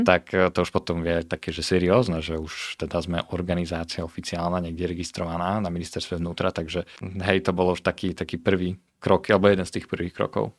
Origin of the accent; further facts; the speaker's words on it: Prešov, Prešov Region, Slovakia; also born or lived in Denmark / Canada; pochádzam z Prešova. Študoval som na gymnáziu v Prešove